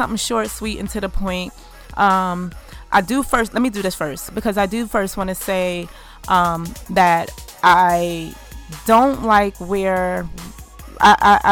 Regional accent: United States; our burden to bear as American, Black American

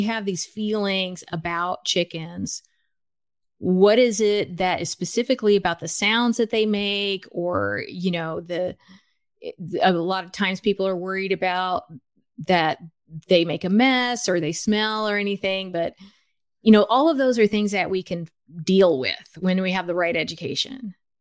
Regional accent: United States; also born or lived in Los Angeles / Guatemala (ancestry); now in Bellingham, United States; I was born in the United States.

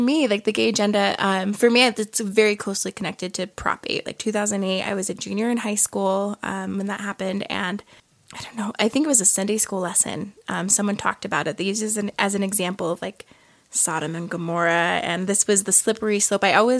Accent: New Jersey, United States; I'm from New Jersey.

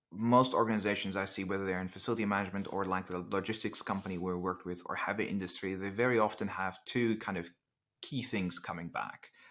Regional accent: Netherlands; English is a second language; moved away; I'm originally from the Netherlands, which it kind of explains the, um, the slightly different accent

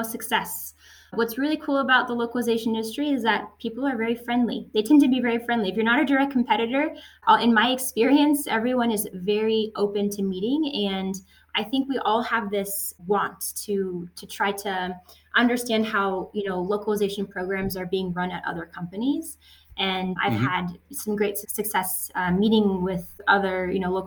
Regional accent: United States; also born or lived in France; I'm French American and I moved to the States when I was six

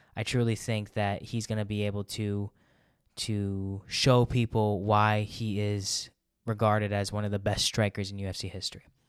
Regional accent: United States; I'm an American

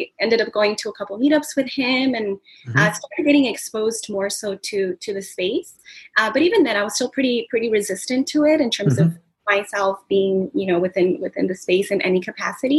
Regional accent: Southern California, United States; originally from Southern California and born and raised out here

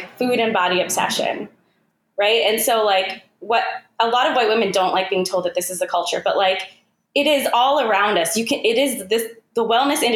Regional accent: United States; Thejal and I being Indian American is very interesting and cool for us because we've always been caught between two cultures

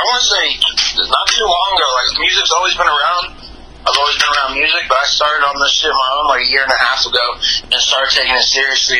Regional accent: Los Angeles, California, United States; I'm from L.A., you know, on the outskirts. You know, 22 years old.

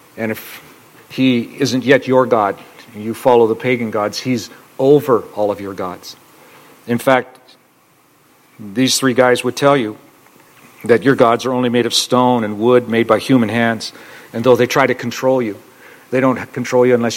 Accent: United States; we're American

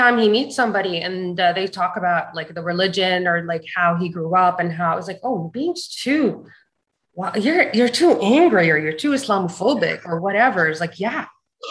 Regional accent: United States; As an American

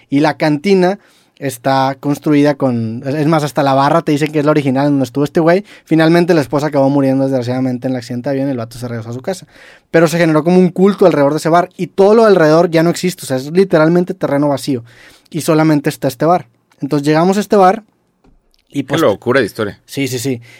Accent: Mexico; somos de México

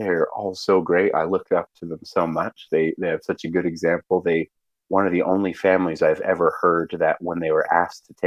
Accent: Provo, Utah, United States; I grew up pretty much in Provo, Utah. Provo is what I call home

